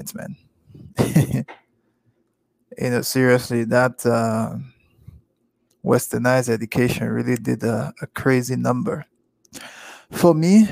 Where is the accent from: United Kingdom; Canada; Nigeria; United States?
Nigeria; Lagos; I was born and brought up in Lagos, Nigeria. I was born in Sulu, grew up in Apapa. Papa is in Lagos, Nigeria